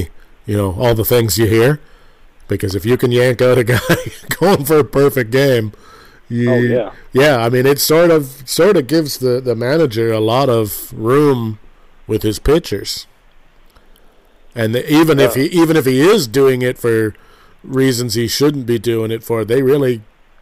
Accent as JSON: {"language": "English", "country": "Canada", "said": "I'm a Canadian"}